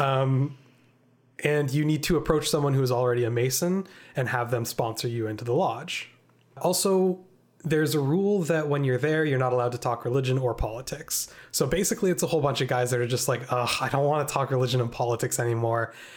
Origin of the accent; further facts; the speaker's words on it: Canada; we're Canadian